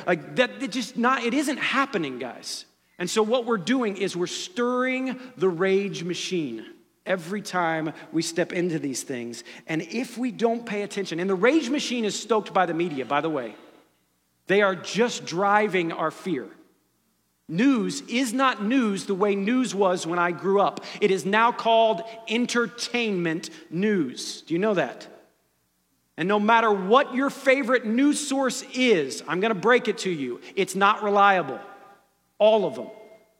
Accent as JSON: {"language": "English", "region": "Ohio", "country": "United States", "tie": "born or raised there", "said": "This morning I woke up and there was news of a shooting in my hometown, the Oregon district where I used to hang out."}